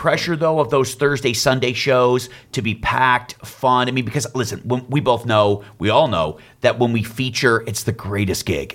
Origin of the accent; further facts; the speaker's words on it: Detroit, Michigan, United States; we're both from Detroit